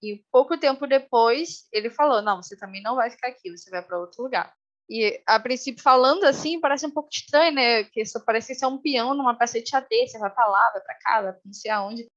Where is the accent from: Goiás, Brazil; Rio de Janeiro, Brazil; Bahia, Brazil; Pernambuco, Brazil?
Rio de Janeiro, Brazil; moved away as an adult; also born or lived in Manaus; now in Ponta Grossa, Brazil; eu moro no Paraná atualmente, em Ponta Grossa, mas eu sou carioca, natural do Rio de Janeiro